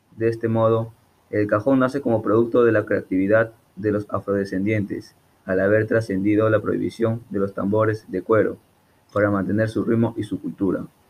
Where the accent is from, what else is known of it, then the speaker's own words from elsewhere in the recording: Peru; los peruanos podemos